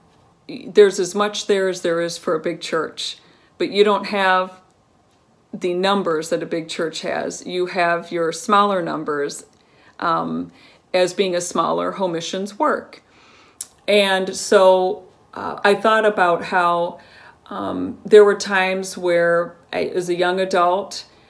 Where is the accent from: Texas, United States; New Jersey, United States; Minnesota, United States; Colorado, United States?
Colorado, United States; growing up in Colorado, my family was part